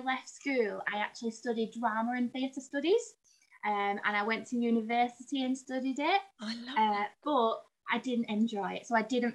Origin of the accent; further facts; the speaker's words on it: Burnley, North West England, United Kingdom; now in Wigan, United Kingdom; I grew up in a very, very small town called Burnley